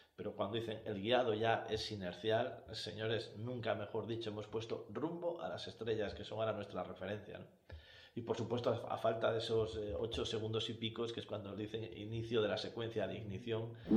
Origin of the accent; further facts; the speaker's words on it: Cantabria, Spain; los que somos de Cantabria